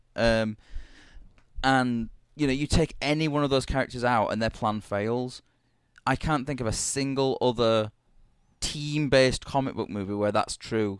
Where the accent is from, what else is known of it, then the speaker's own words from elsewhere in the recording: United Kingdom; being a British asshole